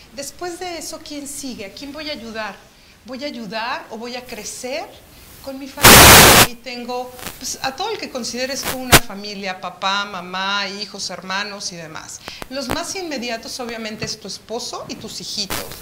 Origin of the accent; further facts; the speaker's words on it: Chihuahua, Mexico; moved away; gran parte de mi niñez me tocó vivir en Chihuahua